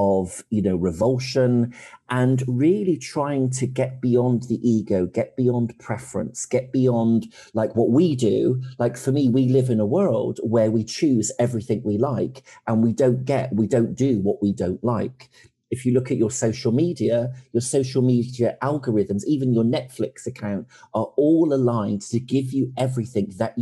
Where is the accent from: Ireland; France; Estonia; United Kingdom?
United Kingdom; accent: like somebody off The Crown; I sound like somebody off The Crown